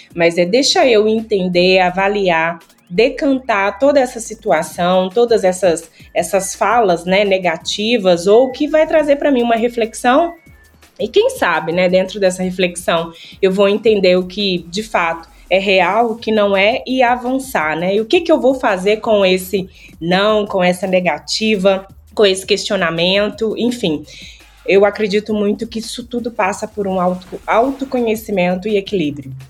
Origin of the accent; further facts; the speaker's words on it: Mariana, Minas Gerais, Brazil; now in Belo Horizonte, Brazil; eu sou da Cidade Mariana